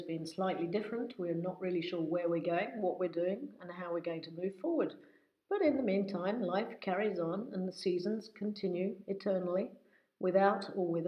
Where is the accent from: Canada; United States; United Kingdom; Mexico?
United Kingdom; England; now in France; I'm British, in case anybody doesn't know, or rather English